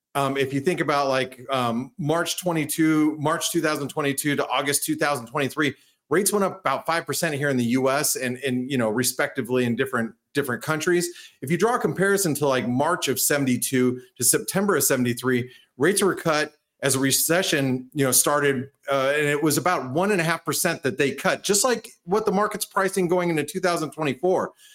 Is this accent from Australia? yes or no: no; United States; speaking as an American, being here in the United States